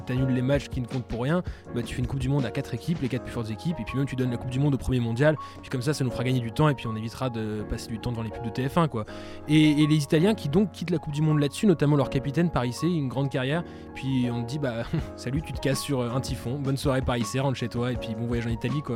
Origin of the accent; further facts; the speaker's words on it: France; en tant que Français